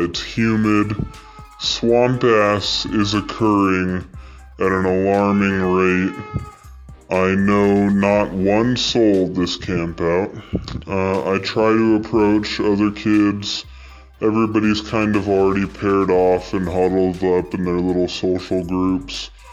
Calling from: East Texas, United States; I'm calling from East Texas

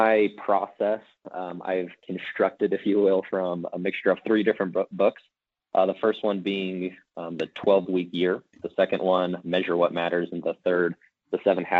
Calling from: Salt Lake City, Utah, United States; I am calling from Salt Lake City, Utah.

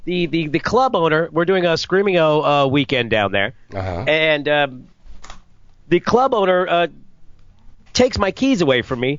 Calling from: Florida, United States; Well, I'm back in Florida right now.

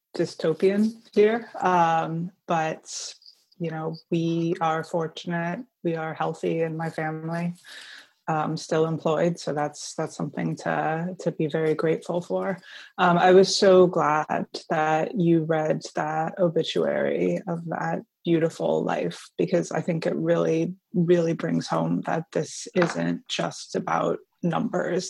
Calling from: New York City, New York, United States; calling in from New York City

